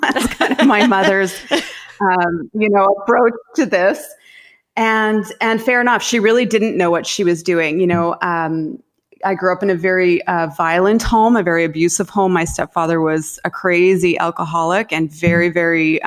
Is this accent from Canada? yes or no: yes; Saskatchewan, Canada; I grew up in Saskatchewan in Canada